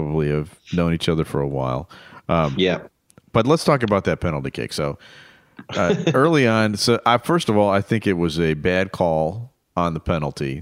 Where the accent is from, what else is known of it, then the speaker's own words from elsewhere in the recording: United States; when I was a kid growing up in America